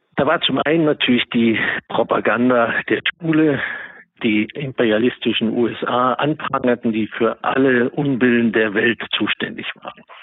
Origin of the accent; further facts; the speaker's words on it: eastern Germany, Germany; moved away as an adult; now in New York City, United States; dass ich in Ostdeutschland aufgewachsen bin